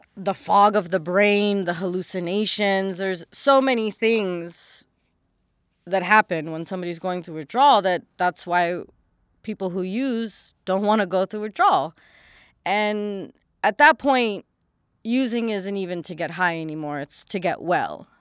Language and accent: English; Los Angeles, California, United States; born and raised in Los Angeles, California